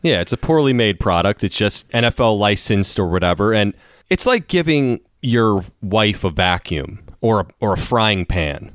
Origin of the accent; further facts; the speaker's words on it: Maryland, United States; I'm from Maryland